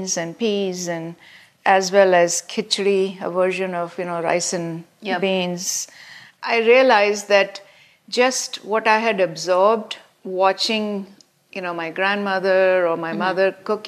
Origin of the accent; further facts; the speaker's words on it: India; moved away as an adult; now in United States; growing up in India